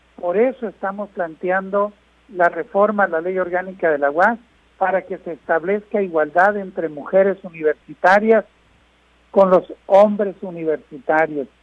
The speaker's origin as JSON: {"language": "Spanish", "town": "Guasave", "region": "Sinaloa", "country": "Mexico", "moved": "yes", "said": "llueve en mi tierra, que llueva en Guasave"}